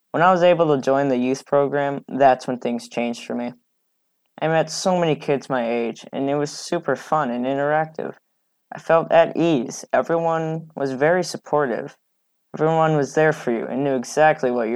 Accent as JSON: {"language": "English", "town": "Chicago", "region": "Illinois", "country": "United States", "said": "I'm from Chicago, Illinois, and I'm 13 years old"}